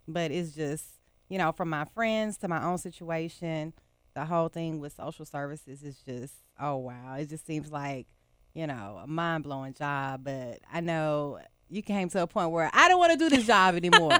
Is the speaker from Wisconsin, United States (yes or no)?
no; Texas, United States; now in Memphis, United States; growing up in Texas, my mom married this guy